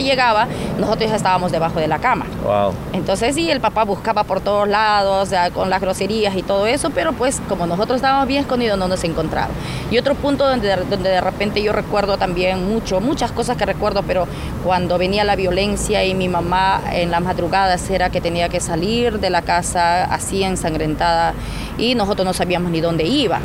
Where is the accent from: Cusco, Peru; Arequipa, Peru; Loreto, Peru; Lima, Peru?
Loreto, Peru; Tamshiyacu; ahí en ese lugar donde yo nací, crecí